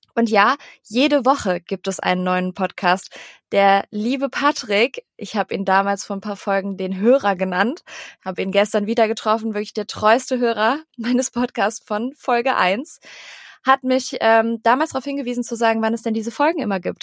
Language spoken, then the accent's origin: German; Cologne, North Rhine-Westphalia, Germany; moved away as an adult; now in Hamburg, Germany; Und wir kommen beide aus Köln